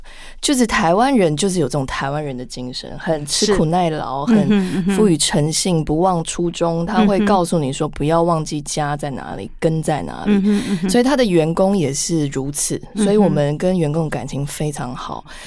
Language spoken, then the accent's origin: Chinese; Canada; moved away as an adult; also born or lived in United Kingdom; now in Taiwan; 我从小在加拿大长大，后来回国工作几年，后来再去读硕士